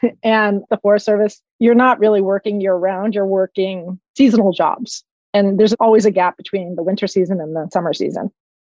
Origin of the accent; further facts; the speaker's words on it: Palo Alto, California, United States; I grew up in Palo Alto in the 70s and 80s, which was completely idyllic. And it was your California suburb experience growing up.